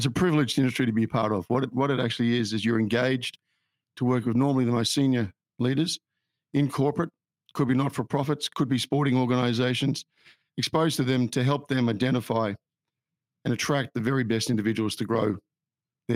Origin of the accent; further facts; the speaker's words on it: Australia; also born or lived in United Kingdom; I'm an Australian. I'm a very fortunate person. I grew up in Australia